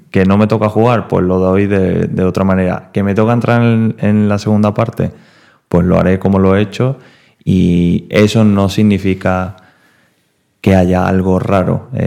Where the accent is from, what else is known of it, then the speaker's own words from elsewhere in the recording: Seville, Andalusia, Spain; soy sevillano, no ah, sevillista.